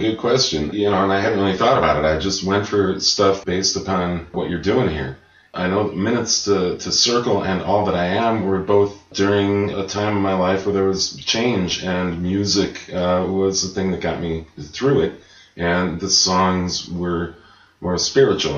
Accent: Chicago, Illinois, United States; growing up in Chicago

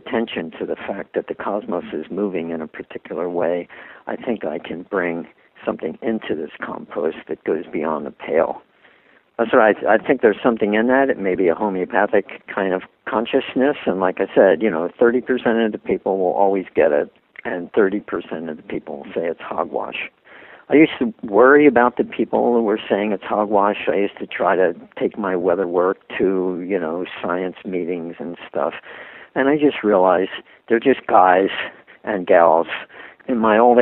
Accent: Philadelphia, Pennsylvania, United States; I was brought up a Catholic in Philadelphia

